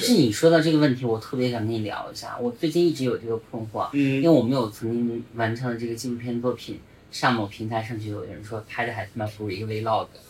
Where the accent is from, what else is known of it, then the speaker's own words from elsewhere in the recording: Hunan, China; also born or lived in northern China; 我作为一个在湖南长大的一个北方人